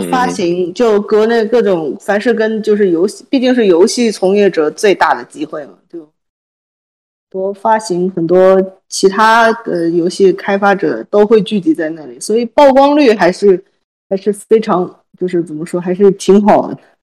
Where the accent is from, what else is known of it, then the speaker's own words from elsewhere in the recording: China; 我们国人